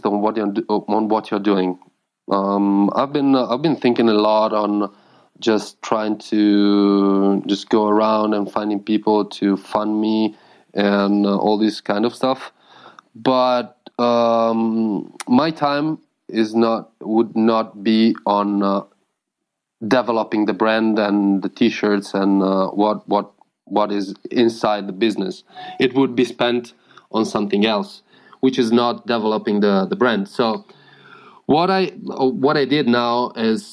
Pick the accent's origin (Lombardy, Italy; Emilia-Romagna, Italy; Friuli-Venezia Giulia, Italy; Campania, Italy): Friuli-Venezia Giulia, Italy; Udine; English is a second language; also born or lived in Rome / Ancona / Germany; So we moved to Udine, the place where I'm talking from, and where I did like something like other 10 years or something.